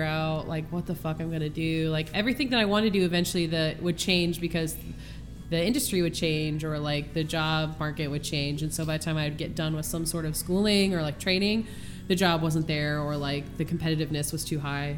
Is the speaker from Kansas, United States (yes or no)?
yes; Lawrence, Kansas, United States; now in Oregon, United States; I'm from Lawrence, Kansas.